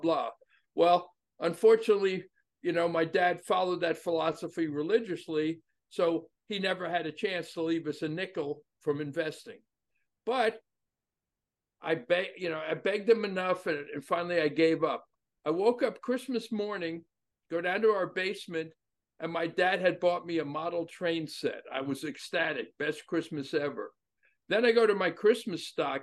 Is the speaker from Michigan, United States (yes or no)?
no; New York City, New York, United States; moved away as an adult; also born or lived in Tucson, Arizona / Las Vegas / Germany; I was born in New York City